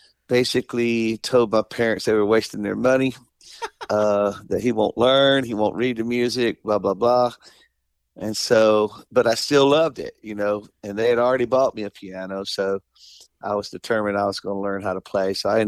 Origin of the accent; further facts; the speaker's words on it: Selma, Alabama, United States; when I was little, I grew up in Selma, Alabama